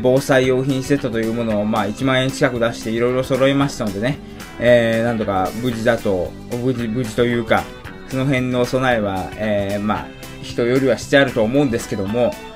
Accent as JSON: {"language": "Japanese", "region": "Shizuoka", "country": "Japan", "tie": "born or raised there", "moved": "yes", "said": "私、静岡出身ですので"}